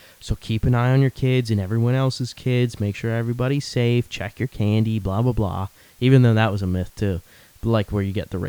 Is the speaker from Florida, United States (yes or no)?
yes; Florida, United States; moved away; I came from Florida originally.